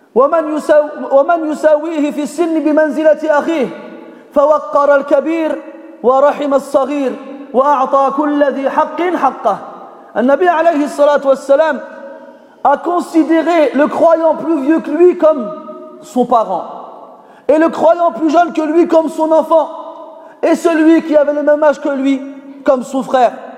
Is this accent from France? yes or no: no; Morocco; en tant que Marocain formaté